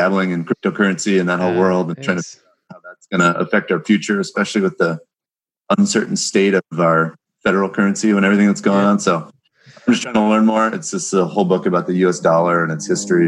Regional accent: Seattle, Washington, United States; I'm born and raised in Seattle

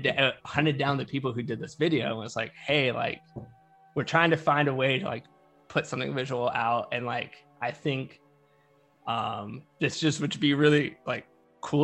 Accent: North Carolina, United States; I grew up in North Carolina.

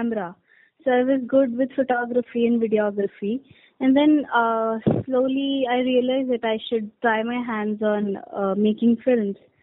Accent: Chandigarh, India; I'm from Chandigarh.

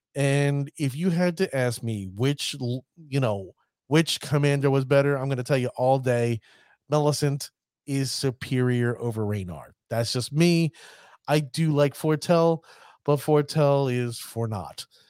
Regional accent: United States; I'm an American

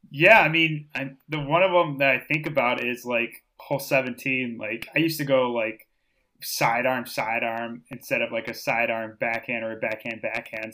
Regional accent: Austin, Minnesota, United States; I grew up in Austin, Minnesota. So Spam Town, U S A.

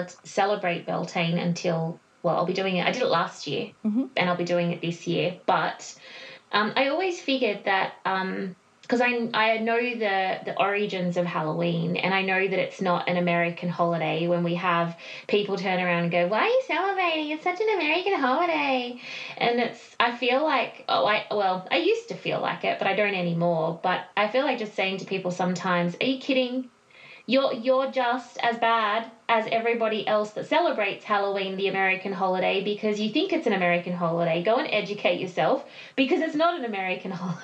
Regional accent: Australia; we are from Australia

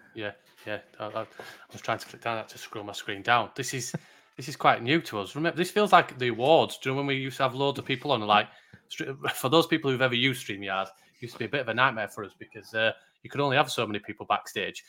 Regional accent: Yorkshire and the Humber, United Kingdom; I'm a Yorkshireman.

